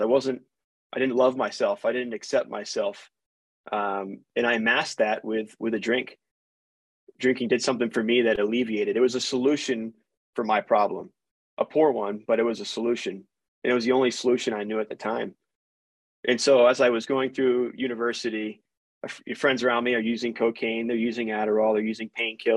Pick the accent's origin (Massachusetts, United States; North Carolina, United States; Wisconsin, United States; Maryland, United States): Maryland, United States; Baltimore County; moved away as an adult; also born or lived in Florida; now in Utah, United States; I grew up in a middle-class family. I'm originally from Baltimore County, Maryland.